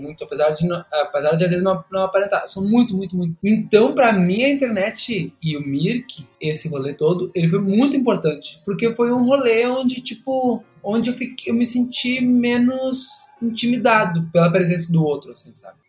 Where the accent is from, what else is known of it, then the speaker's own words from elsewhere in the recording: Brazil; Eu cresci na Zona Norte